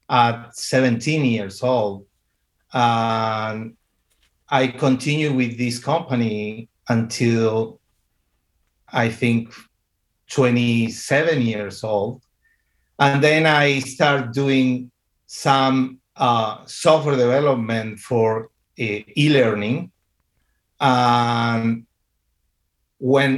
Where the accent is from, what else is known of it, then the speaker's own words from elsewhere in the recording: Argentina; At this moment, I live in Argentina. I am from Argentina.